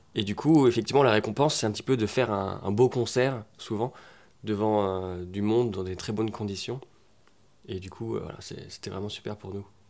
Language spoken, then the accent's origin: French; Rennes, Brittany, France; On est potes d'enfance, on vient de Rennes à la base